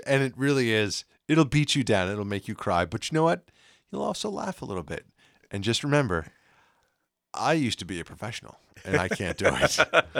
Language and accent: English; United States; I'm American.